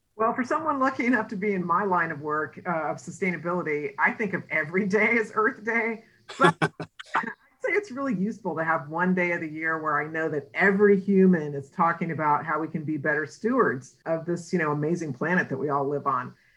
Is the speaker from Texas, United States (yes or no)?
yes; San Antonio, Texas, United States; also born or lived in Seattle; now in Austin, United States; I'm actually from San Antonio, got my master's degree at UT Austin.